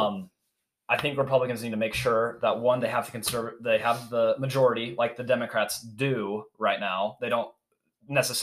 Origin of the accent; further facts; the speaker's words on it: Utah, United States; we're all from Utah.